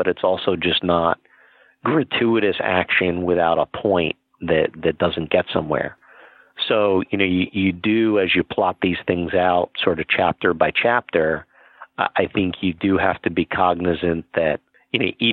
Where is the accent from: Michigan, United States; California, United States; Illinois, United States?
California, United States; San Diego; my hometown of San Diego